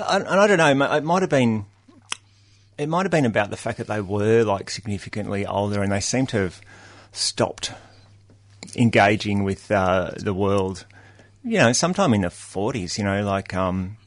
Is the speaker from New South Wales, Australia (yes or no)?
yes; Sydney, New South Wales, Australia; I was born in Sydney and I was adopted into a family in the North Shore. So I grew up in East Killara